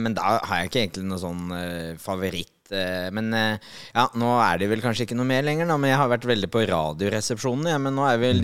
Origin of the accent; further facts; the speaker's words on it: Nøtterøy, Vestfold, Norway; Jeg er oppvokst på Nøtterøy